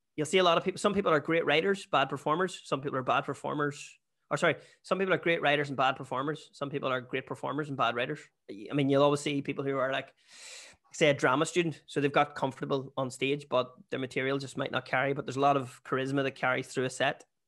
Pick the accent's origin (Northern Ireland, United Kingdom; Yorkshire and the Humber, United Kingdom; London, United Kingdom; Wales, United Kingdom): Northern Ireland, United Kingdom; Bessbrook; moved away; also born or lived in Australia; I'm actually from Bearsbrook